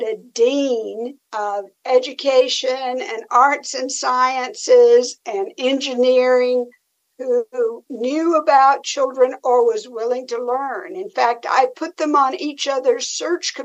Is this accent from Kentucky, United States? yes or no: no; Tennessee, United States; I'm from Tennessee